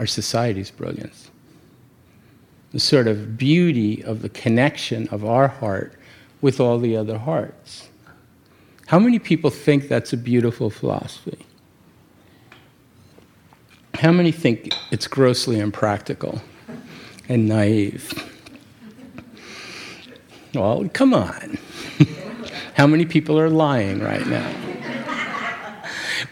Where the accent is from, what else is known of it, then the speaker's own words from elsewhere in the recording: New York City, New York, United States; I come from New York City